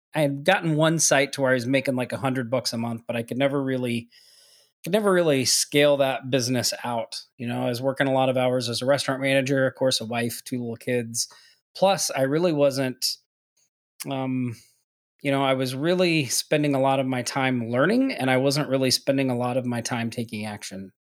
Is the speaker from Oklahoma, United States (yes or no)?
yes; Oklahoma, United States; moved away as an adult; now in Maui, United States; I'm originally from Oklahoma